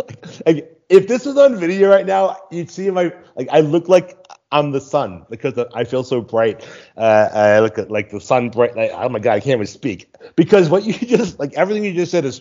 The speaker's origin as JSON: {"language": "English", "town": "Boston", "region": "Massachusetts", "country": "United States", "moved": "as an adult", "lives_now": "Mexico", "said": "I am from Boston, Massachusetts."}